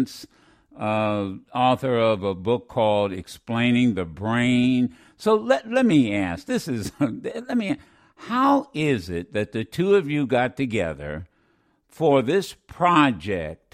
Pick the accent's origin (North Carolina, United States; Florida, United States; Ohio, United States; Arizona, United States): Ohio, United States; Dayton; I'm a fellow Buckeye, Dayton, Ohio, born and reared